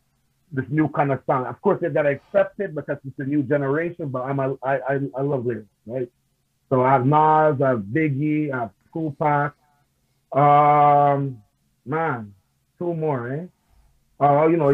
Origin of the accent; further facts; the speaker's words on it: Queens, New York, United States; I grew up also in New York. Not born and raised, but I grew up because I was staying pretty much living with my grandmother, which is living in Queens